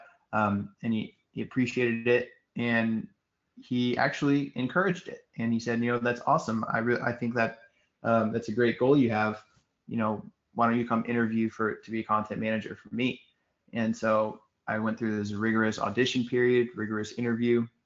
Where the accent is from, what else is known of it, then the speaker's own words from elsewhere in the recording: Houston, Texas, United States; also born or lived in Sugar Land, Texas; I'm from Houston, and I was born in Sugar Land, which is about 30 minutes, 25 minutes southwest of downtown Houston